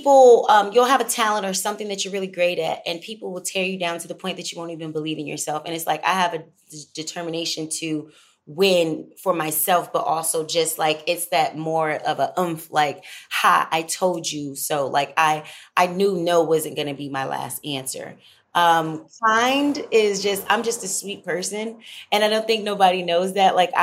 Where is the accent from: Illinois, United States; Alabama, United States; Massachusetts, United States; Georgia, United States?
Georgia, United States; Moody Air Force Base; also born or lived in Los Angeles / Atlanta; I was born on Moody Air Force Base, but also Georgia, so I'm a Georgia baby